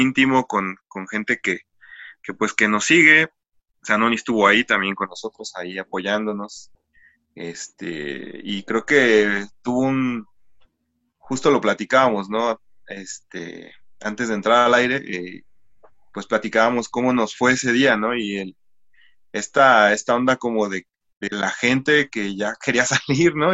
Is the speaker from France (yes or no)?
no; Ecatepec, State of Mexico, Mexico; somos una banda del Estado de México, para ser precisos, de, del municipio de Catepec.